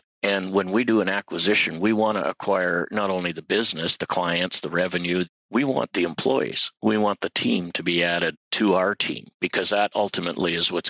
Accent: Winnipeg, Manitoba, Canada; moved away as an adult; now in Regina, Canada; I was going to university in Winnipeg. I was born and raised in Winnipeg

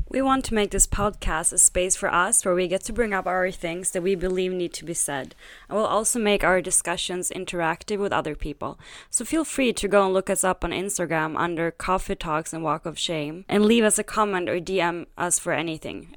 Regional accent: Sweden; now in Berlin, Germany; growing up in Sweden

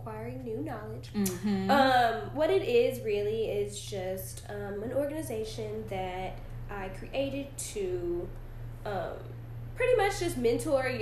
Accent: Dallas, Texas, United States; I was born and raised here in Dallas

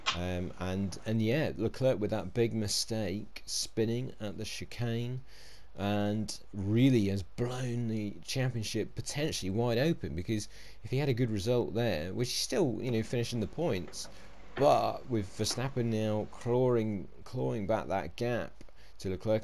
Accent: United Kingdom; being British

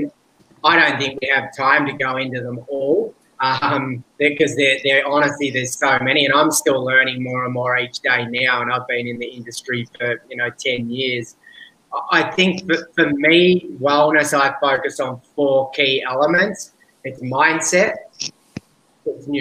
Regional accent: Australia; accent: strong Australian; moved away as an adult; now in Bali, Indonesia; I'm from Australia because I have an extremely strong Australian accent

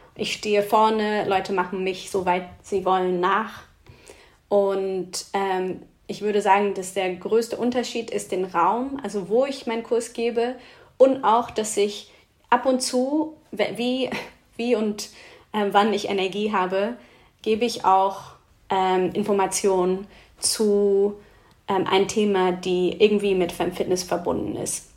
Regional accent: Oxford, South East England, United Kingdom; German is a second language; moved away; Es gab in Oxford eine, wo ich aufgewachsen bin

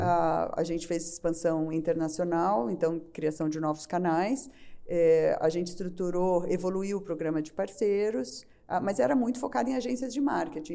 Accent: Brazil; como bom brasileiro

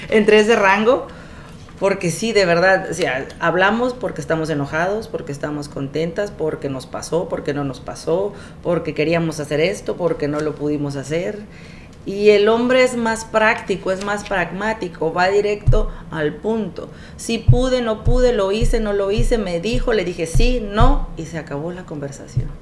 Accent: Coatzacoalcos, Veracruz, Mexico; also born or lived in Ciudad Madero, Tamaulipas; nací en Ciudad Madero, Tamaulipas, criada en Coatzacoalcos, Veracruz y de familia del Istmo de Tehuantepec

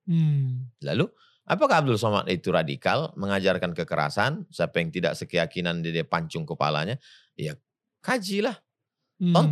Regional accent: Pekanbaru, Riau, Indonesia; Kampung saya itu Pekanbaru.

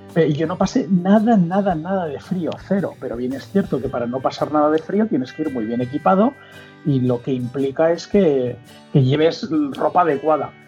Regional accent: Mallorca, Balearic Islands, Spain; now in Madrid, Spain; soy de Mallorca

